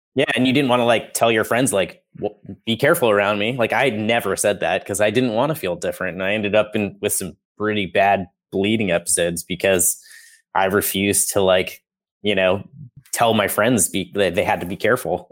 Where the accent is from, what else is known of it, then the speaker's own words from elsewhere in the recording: Colorado, United States; moved away as an adult; also born or lived in Nebraska; now in Salem, Massachusetts, United States; I was born in Colorado, lived there my whole life.